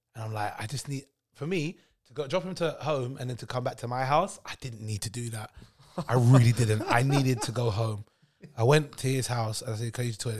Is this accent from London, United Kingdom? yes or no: yes; London, United Kingdom; I was born and raised in Neasden